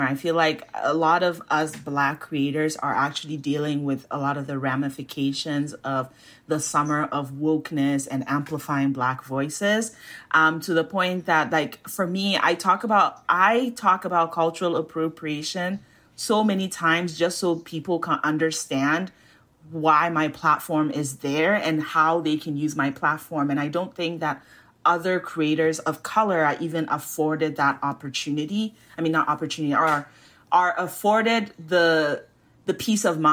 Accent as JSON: {"language": "English", "country": "Ghana", "said": "I'm Ghanaian"}